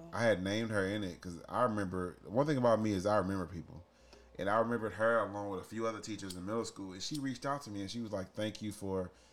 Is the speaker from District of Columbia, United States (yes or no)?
no; St. Louis, Missouri, United States; I grew up in St. Louis City schools